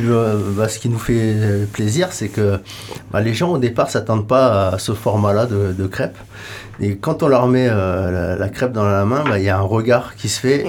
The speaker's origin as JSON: {"language": "French", "town": "Lyon", "region": "Auvergne-Rhône-Alpes", "country": "France", "moved": "yes", "said": "moi de Lyon"}